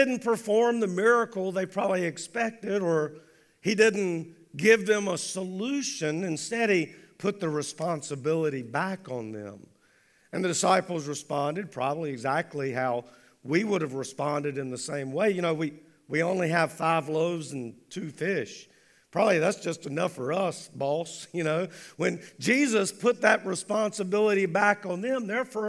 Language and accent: English; United States